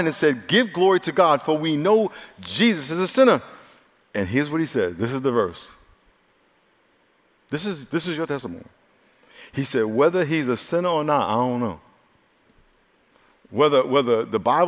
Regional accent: New York, United States; I grew up in New York

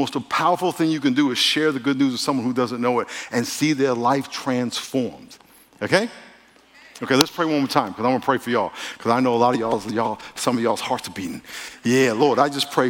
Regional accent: New York, United States; moved away; I'm from New York, and every summer for about five different summers, I grew up right outside New York City, Manhattan

